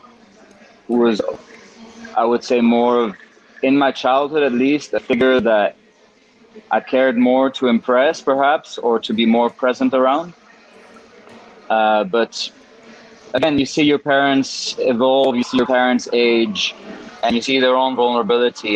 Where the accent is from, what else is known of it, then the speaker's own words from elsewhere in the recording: Mexico; also born or lived in Switzerland; growing up in Mexico